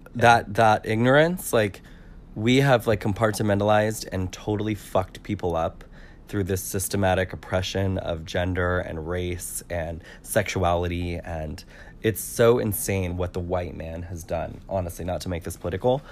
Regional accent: California, United States; I'm from California

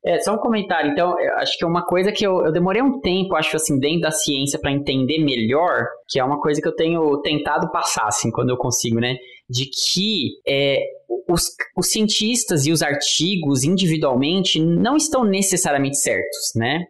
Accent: Brazil; sendo brasileiro

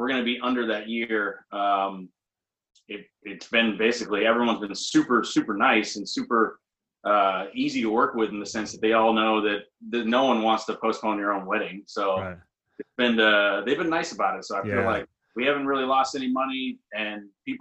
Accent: Maine, United States; moved away; I'm from Maine

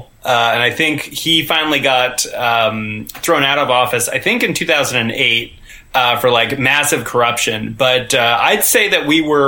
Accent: Central Valley of California, United States; moved away; From the Central Valley of California, Northern California.

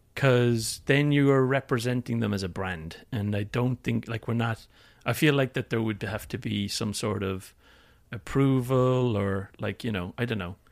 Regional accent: Limerick, Munster, Ireland; moved away as an adult; also born or lived in London, United Kingdom; now in California, United States; I moved four hundred miles from Limerick to London

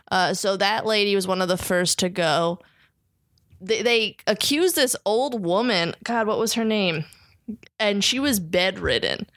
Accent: New Jersey, United States; I'm from New Jersey

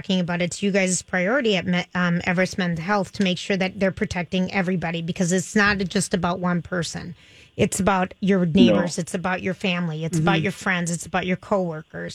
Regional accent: Minnesota, United States; being a Minnesotan

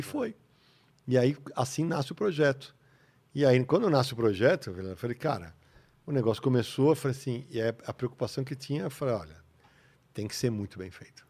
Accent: São Paulo, Brazil; Eu sou da Moca

